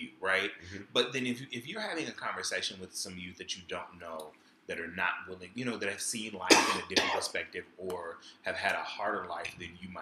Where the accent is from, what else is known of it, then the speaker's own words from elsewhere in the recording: Baton Rouge, Louisiana, United States; I grew up in Baton Rouge